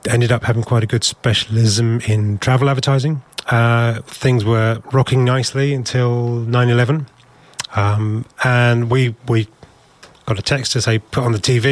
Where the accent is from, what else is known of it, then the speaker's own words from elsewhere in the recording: United Kingdom; we're British